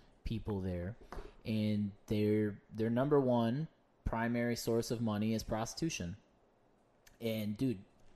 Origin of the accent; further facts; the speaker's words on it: United States; I'm American.